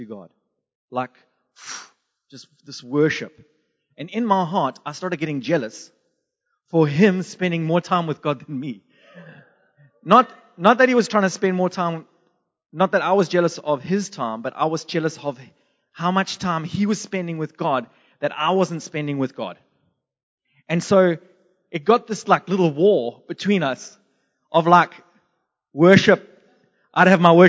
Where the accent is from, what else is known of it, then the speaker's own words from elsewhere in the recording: Durban, KwaZulu-Natal, South Africa; moved away; also born or lived in Zimbabwe / England / United States; I was born in Zimbabwe, bred in Durban, South Africa, and I lived in England and America